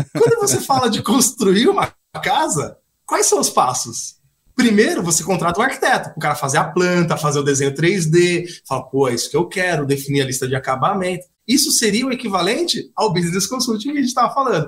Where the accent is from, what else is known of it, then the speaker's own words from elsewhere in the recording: Osasco, São Paulo, Brazil; Alphaville, é, vizinho de Osasco, onde eu nasci.